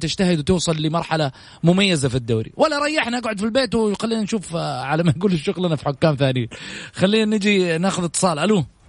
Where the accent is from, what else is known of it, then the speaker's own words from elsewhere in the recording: Saudi Arabia; احنا كسعوديين